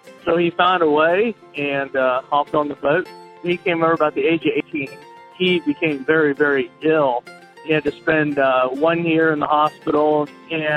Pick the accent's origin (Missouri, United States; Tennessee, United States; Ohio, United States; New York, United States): Ohio, United States; Kenton; also born or lived in Pennsylvania; I'm from Kenton, Ohio, also a 6th-generation farmer